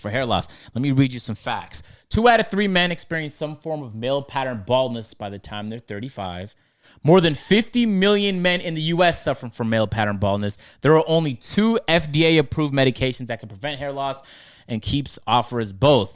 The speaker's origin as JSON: {"language": "English", "town": "Toronto", "region": "Ontario", "country": "Canada", "moved": "as an adult", "lives_now": "Atlanta, United States", "said": "I'm from Toronto"}